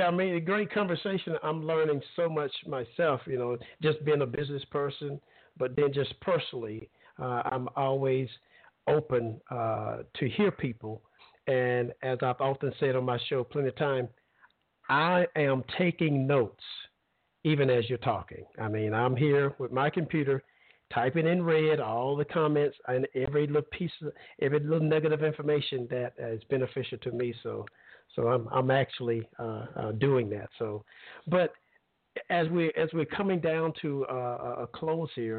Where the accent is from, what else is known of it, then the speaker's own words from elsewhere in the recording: Alabama, United States; now in Florida, United States; I grew up in Alabama, and I'm not old